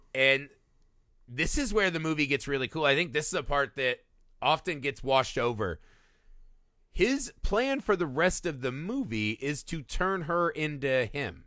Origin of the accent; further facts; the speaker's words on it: Indiana, United States; my, my home state of Indiana